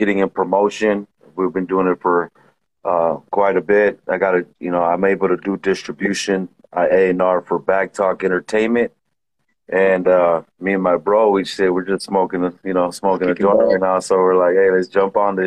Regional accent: Orange, California, United States; first language Spanish; English is a second language; also born or lived in Santa Ana, California; I was born in Santa Ana. My brother was born in Orange. We were raised in Orange, right there by the circle

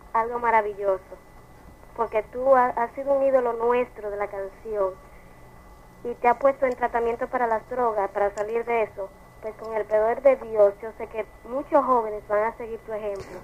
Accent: Dominican Republic; Yo como dominicana que soy

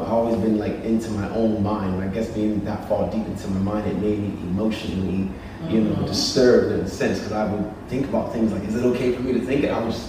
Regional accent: United Kingdom; In the UK.

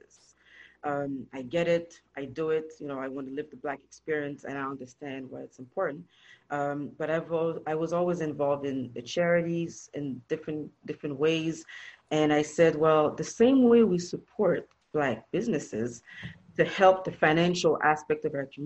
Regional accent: Montreal, Quebec, Canada; now in Toronto, Canada; I was born and raised in Montreal, Canada

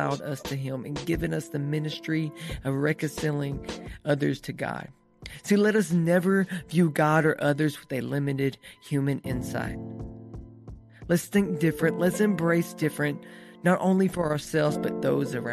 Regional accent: East Texas, United States; I grew up in East Texas

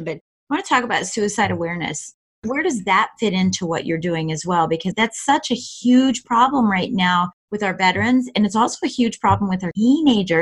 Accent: Colorado Springs, Colorado, United States; I was raised in Colorado Springs, Colorado

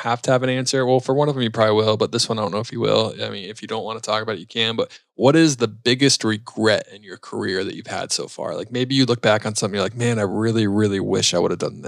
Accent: East Coast, United States; I'm from the East Coast

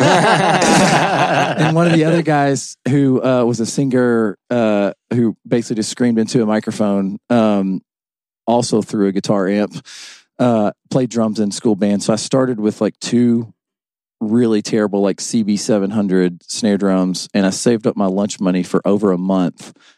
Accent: West Tennessee, United States; moved away as an adult; now in Kentucky, United States; I'm from West Tennessee

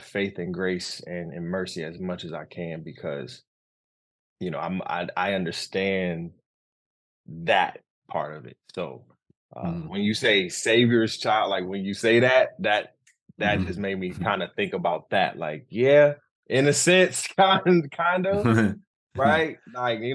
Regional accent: Detroit, Michigan, United States; moved away as an adult; also born or lived in Altamonte Springs, Florida / Grand Rapids, Michigan; now in Bronx, New York, United States; we moved back to Detroit, where my mom is originally from, born and raised

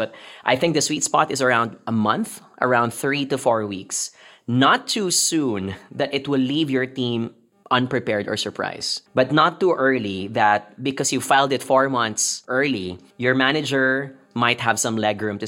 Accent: Philippines; moved away as an adult; now in Kuala Lumpur, Malaysia; we're from the Philippines

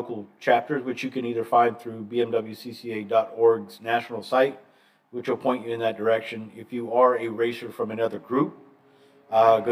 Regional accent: Atlanta, Georgia, United States; I'm from Atlanta

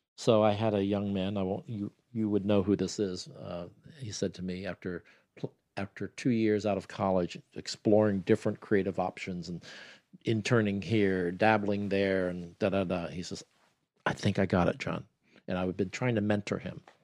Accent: Columbus, Ohio, United States; moved away; also born or lived in New York; I'm from Columbus, Ohio

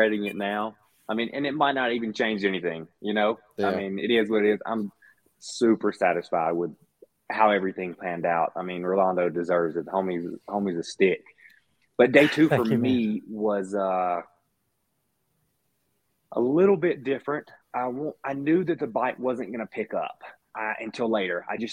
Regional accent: Mississippi, United States; moved away; growing up in Mississippi

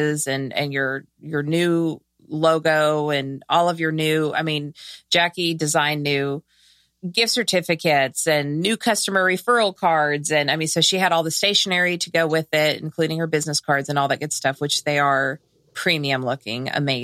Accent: Southern California, United States; I'm from Southern California.

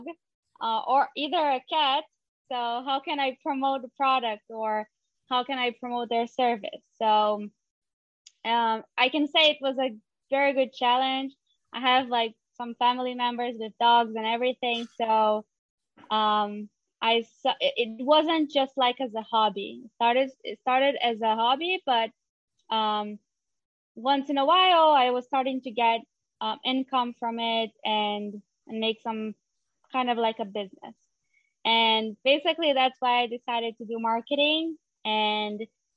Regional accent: São Paulo, Brazil; moved away as an adult; now in Israel; I'm originally from Brazil. I am from São Paulo. And I moved to Israel almost 3 years ago

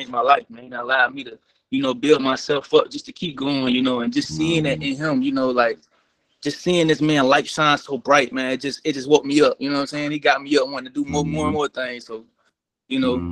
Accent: Maryland, United States; now in Atlanta, United States; I'm originally from Maryland. So right now I'm in Atlanta

